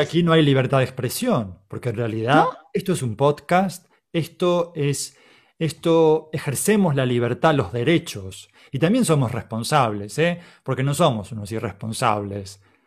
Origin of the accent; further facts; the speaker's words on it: Argentina; Somos argentinos